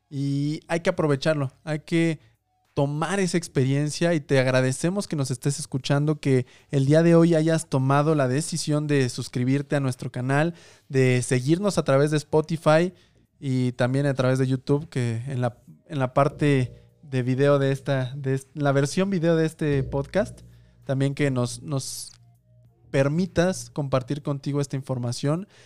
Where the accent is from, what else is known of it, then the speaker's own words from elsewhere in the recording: Mexico; para nuestra labor como mexicanos, como latinoamericanos